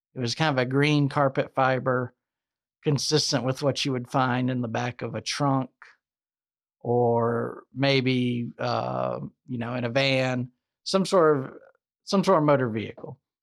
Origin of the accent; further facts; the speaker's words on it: the South, United States; I'm from the South